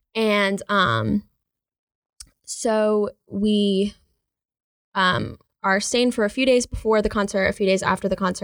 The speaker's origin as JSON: {"language": "English", "town": "Charlotte", "region": "North Carolina", "country": "United States", "tie": "born or raised there", "said": "I grew up in Charlotte"}